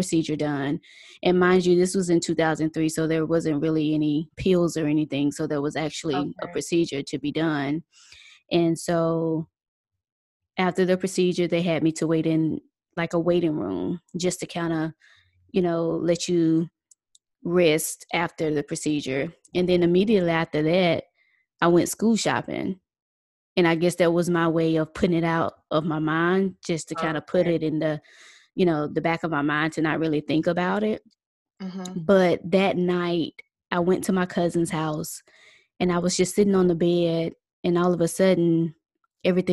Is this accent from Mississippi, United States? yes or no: yes; Mississippi, United States; we're originally from Mississippi